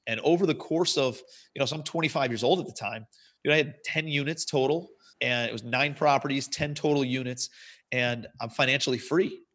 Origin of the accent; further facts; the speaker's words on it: Cleveland, Ohio, United States; moved away as an adult; also born or lived in New York City; I'm from Cleveland originally, moved out to Cle, New York City